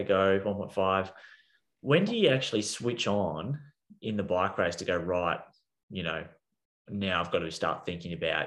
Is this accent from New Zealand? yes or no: yes; New Zealand; I'm from New Zealand